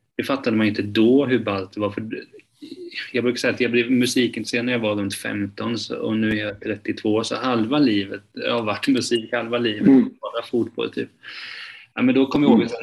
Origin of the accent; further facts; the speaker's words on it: Hultsfred, Kalmar County, Sweden; now in Kalmar, Sweden; jag är uppväxt eh, utanför Hultsfred